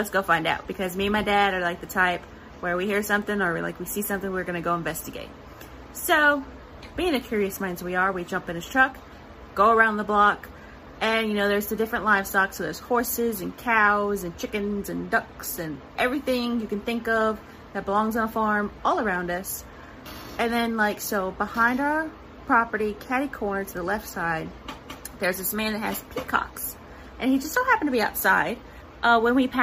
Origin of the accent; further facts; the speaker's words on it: Silsbee, Texas, United States; I was born and raised here in Silsby, Texas